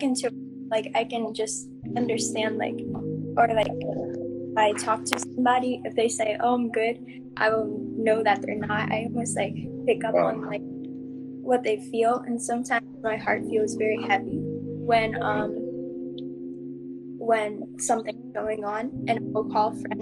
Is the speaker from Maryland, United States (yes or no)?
yes; Maryland, United States; I'm from Maryland, so it's like east coast of US.